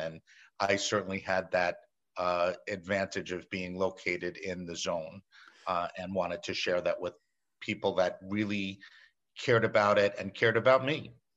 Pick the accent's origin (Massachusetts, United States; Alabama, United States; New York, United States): New York, United States; I'm a native New Yorker. I embrace my accent.